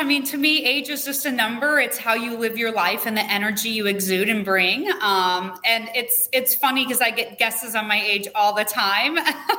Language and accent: English; Las Vegas, Nevada, United States; now in Tamarindo, Costa Rica; Born and raised in Vegas. I know, one of the few.